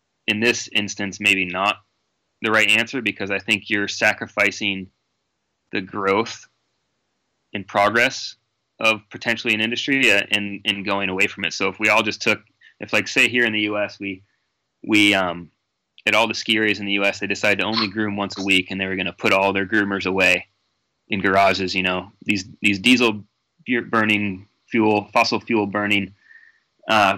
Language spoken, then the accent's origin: English; Vermont, United States; I'm a sea level guy, you know, born and raised in Vermont.